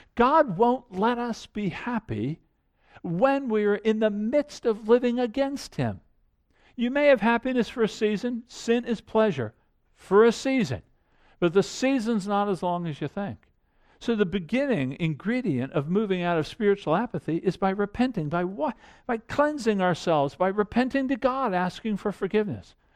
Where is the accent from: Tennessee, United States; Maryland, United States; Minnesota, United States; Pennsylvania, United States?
Maryland, United States; Annapolis; I grew up outside of Annapolis